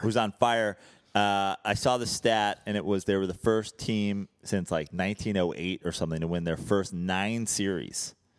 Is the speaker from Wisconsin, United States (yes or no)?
no; Brooklyn, New York, United States; now in Los Angeles, United States; I am here from Brooklyn